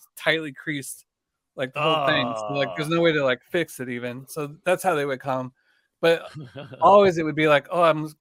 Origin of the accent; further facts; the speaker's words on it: Lexington, Missouri, United States; moved away; also born or lived in Chicago; I grew up in a small town, Lexington, Missouri, which is like an hour outside of Kansas City